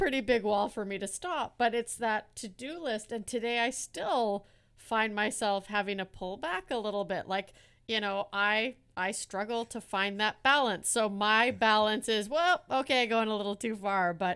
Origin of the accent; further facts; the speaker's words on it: Canada; also born or lived in Netherlands; I was born in Holland and we moved to Canada when I was only one